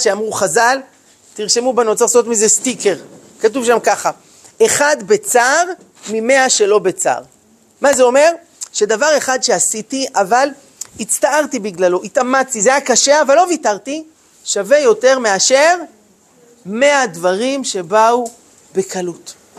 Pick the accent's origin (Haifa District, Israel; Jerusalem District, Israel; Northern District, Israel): Jerusalem District, Israel; Jerusalem; אני גדלתי בירושלים, בשכונה של דוסים